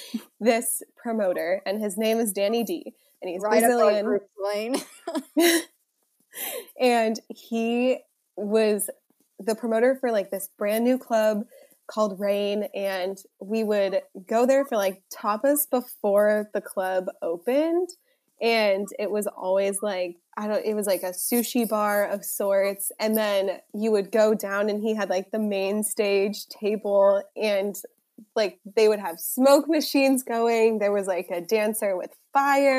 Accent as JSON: {"language": "English", "country": "United States"}